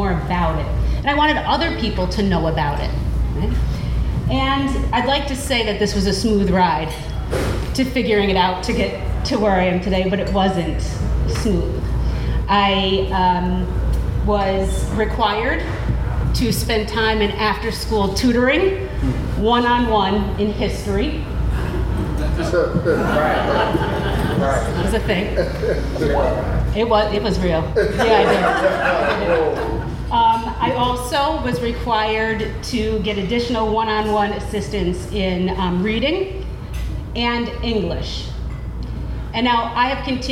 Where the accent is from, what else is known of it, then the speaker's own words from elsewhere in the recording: Troy, New York, United States; I grew up in the Berg, as we call it